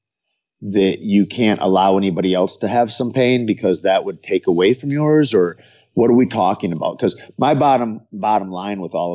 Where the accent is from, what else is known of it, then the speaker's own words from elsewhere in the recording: United States; I'm American born